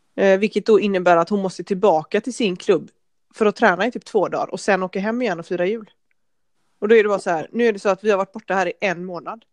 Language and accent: Swedish; Gothenburg, Västra Götaland, Sweden; moved away as an adult; now in Denmark; vi är ju båda från Göteborg